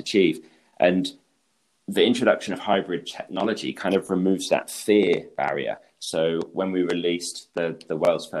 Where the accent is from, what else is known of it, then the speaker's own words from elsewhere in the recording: England, United Kingdom; accent: British; moved away as an adult; now in Switzerland; I'm British. I grew up in England, and that's where I started my career in the land surveying industry. But actually now I'm based in Switzerland